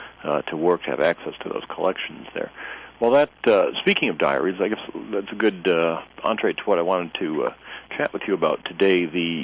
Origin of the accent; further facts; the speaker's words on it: Midwest, United States; moved away as an adult; also born or lived in Indiana; now in North Carolina, United States; I originally grew up in the Midwest and worked in a museum in Indiana for many years before coming to North Carolina.